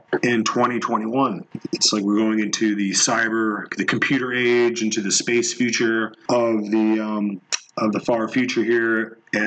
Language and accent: English; United States; we're quintessential American people